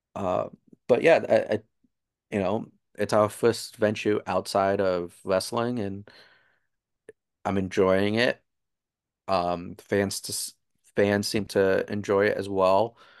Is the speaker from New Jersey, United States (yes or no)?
yes; New Jersey, United States; I'm from New Jersey